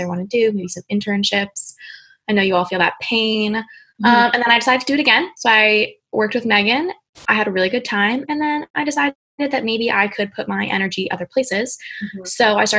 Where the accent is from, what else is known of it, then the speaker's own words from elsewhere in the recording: New Jersey, United States; I'm from New Jersey